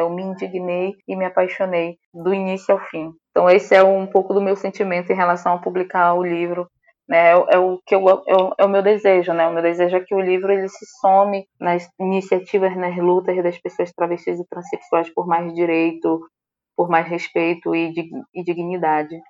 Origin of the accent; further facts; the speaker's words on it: Santa Isabel do Pará, Pará, Brazil; moved away; na cidade de, de onde eu vim, que é Santa Isabel do Pará, eu estou aqui, né? Eu vim visitar minha família.